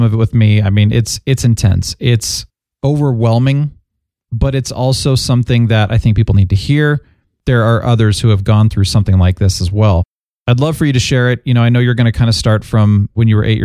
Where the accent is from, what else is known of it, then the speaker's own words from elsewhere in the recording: United States; I'm American